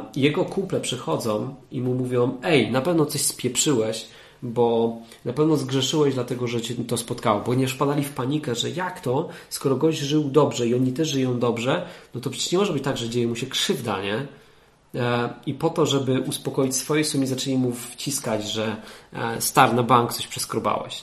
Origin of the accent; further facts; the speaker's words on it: Katowice, Silesian Voivodeship, Poland; now in Sopot, Poland; Ja jestem z Katowic